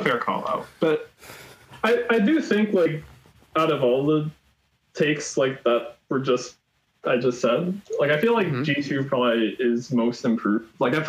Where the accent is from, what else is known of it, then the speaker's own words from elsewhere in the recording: Staten Island, New York, United States; Yeah, I'm from the least bright part of New York. I'm actually from Staten Island, so I kind of explained some of that nuclear takes.